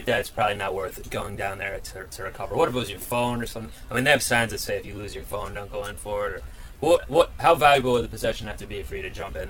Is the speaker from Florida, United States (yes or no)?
no; Ohio, United States; born or raised there; now in Brooklyn, United States